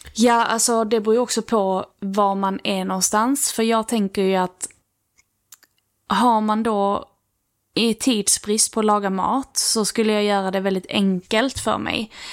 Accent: Lerberget, Skåne, Sweden; vi har ju haft så här matdagar när vi var små i Lerberget

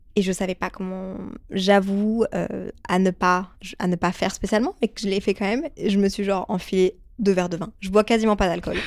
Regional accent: Brussels, Brussels-Capital Region, Belgium; je viens de Bruxelles de base

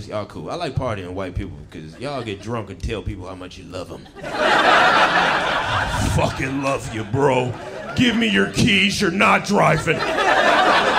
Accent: Detroit, Michigan, United States; moved away as an adult; now in California, United States; I'm originally from Detroit, Michigan

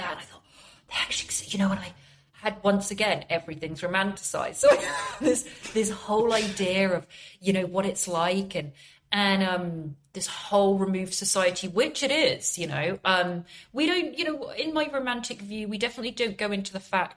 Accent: England, United Kingdom; I'm from England

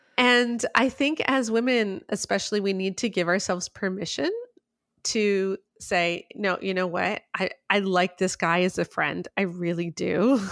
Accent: Canada; I'm speaking as a Canadian

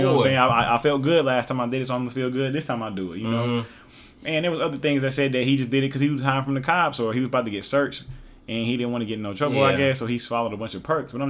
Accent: Oklahoma, United States; also born or lived in Hawaii / Lawton, Oklahoma; I'm from Oklahoma. We listen to a lot of Texas rap.

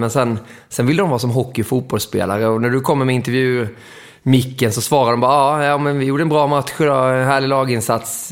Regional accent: Småland, Kronoberg County, Sweden; moved away as an adult; also born or lived in Moheda / Växjö / Mora; now in Stockholm, Sweden; Jag är ju smålänning

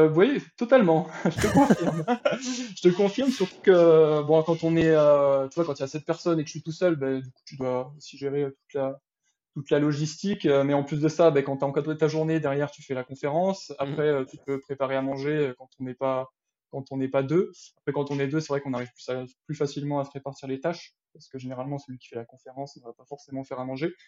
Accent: L'Île-Rousse, Corsica, France; moved away as an adult; also born or lived in Bastia / Font-Romeu; je suis né à Bastia, donc, et puis j'ai, j'ai grandi, j'ai grandi à Lille-Rousse, et puis je suis parti à 18 ans pour les études

